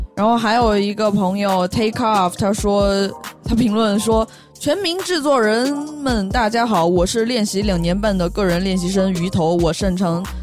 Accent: Sichuan, China; also born or lived in Beijing; now in Shanghai, China; 我作为一个四川人，算南方人吧

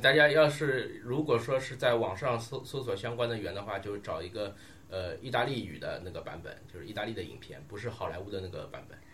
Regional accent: China; 我们作为中国人啊

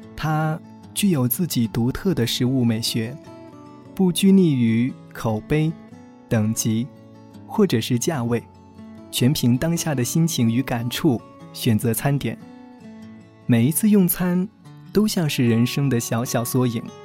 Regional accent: southern China, China; 作为南方人的我

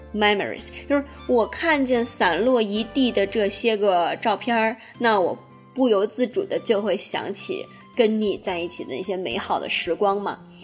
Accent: China; 咱们大陆这边

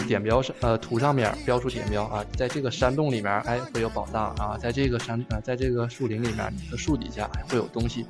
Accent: Yangzhou, Jiangsu, China; 这项活动其实在我的家乡扬州举行

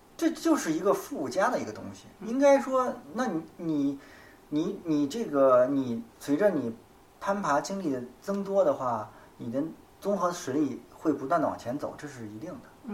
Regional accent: China; 我们中国人忌谈生死

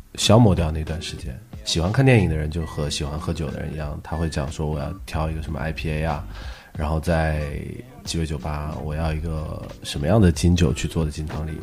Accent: Wuhan, Hubei, China; 特别是作为武汉人，我们在二零二零年上半年

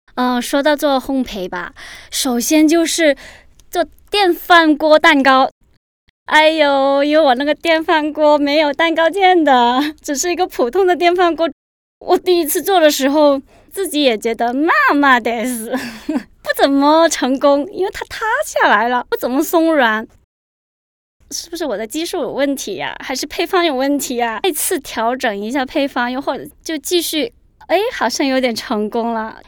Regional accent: Guangzhou, Guangdong, China; 今年三十七岁了。我是一个广州人

